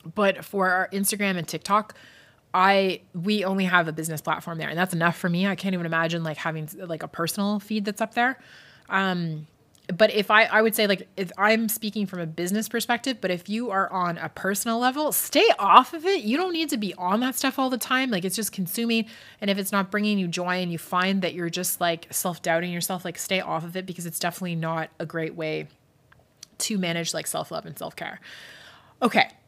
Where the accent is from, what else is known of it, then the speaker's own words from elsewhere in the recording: Scotland, United Kingdom; moved away; I grew up in Scotland